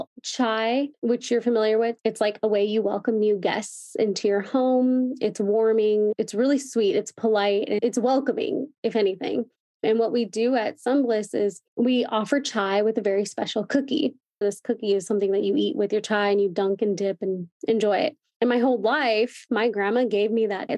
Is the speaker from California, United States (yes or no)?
yes; Chino, California, United States; I'm from Chino, so that's 20 minutes from Anaheim Hills